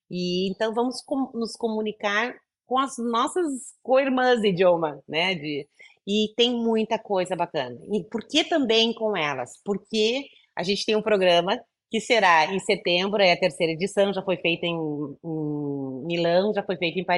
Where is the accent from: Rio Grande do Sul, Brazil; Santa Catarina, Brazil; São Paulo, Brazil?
Rio Grande do Sul, Brazil; moved away; voltamos para o meu Rio Grande do Sul, sou gaúcha